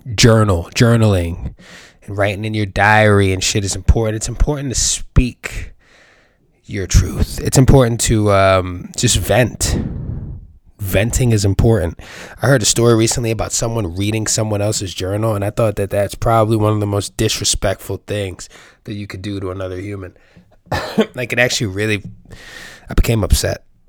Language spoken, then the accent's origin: English; New York City, New York, United States; I grew up in the Bronx